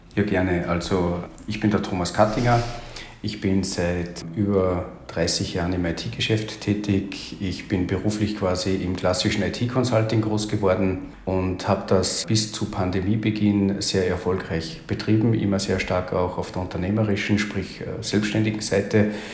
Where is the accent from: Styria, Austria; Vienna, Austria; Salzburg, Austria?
Salzburg, Austria; now in Carinthia, Austria; bei mir ist unschwer herauszuhören, dass ich, dass ich Österreicher bin, gebürtiger Salzburger, jetzt aber in Kärnten lebe